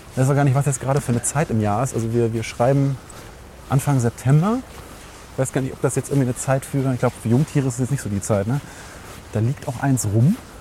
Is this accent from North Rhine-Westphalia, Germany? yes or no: yes; Langenfeld, North Rhine-Westphalia, Germany; moved away; ich komme aber aus Langenfeld, was eben so zwischen zwei Großstädten liegt